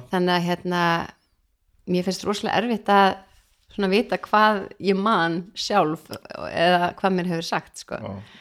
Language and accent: Icelandic; Keflavík, Southern Peninsula, Iceland; moved away as an adult; also born or lived in Denmark; now in Reykjavík, Iceland; ég er frá Keflæk og er raunin alveg þar upp